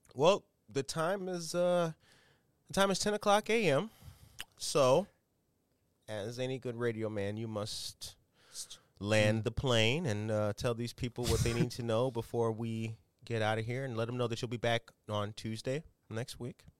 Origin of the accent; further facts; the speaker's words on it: Harvey, Illinois, United States; a young brother like me growing up in Harvey